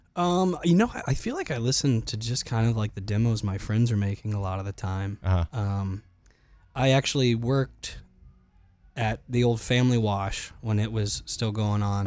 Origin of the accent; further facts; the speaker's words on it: Charlotte, North Carolina, United States; moved away as an adult; also born or lived in Clemson, South Carolina; now in Nashville, United States; I grew up in Charlotte, North Carolina, which was a great place to grow up